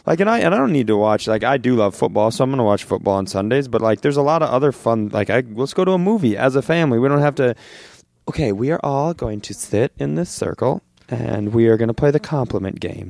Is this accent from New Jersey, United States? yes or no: no; Worthington, Minnesota, United States; also born or lived in Twin Cities, Minnesota / California; I was born and raised in Worthington, Minnesota